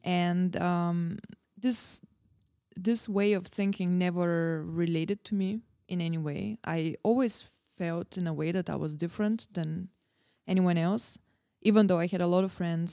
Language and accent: English; Varna, Varna Province, Bulgaria; now in Prague, Czech Republic; Born and bred in Bulgaria